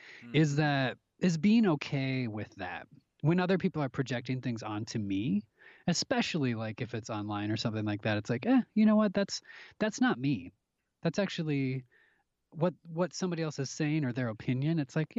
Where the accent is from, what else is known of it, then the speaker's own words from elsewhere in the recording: Minneapolis, Minnesota, United States; I'm from the Midwest, you know, up towards in Minnesota, in Minneapolis, towards the Canadian border is where I, you know, born and raised.